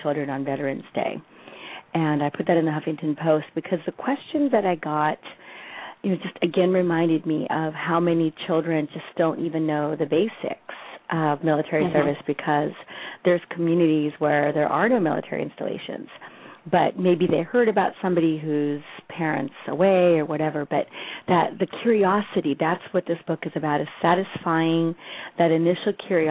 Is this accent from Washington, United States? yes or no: no; Colorado, United States; moved away; also born or lived in Texas / Berkeley, California; My parents came from Mexico. I was born in Texas. I was raised in Colorado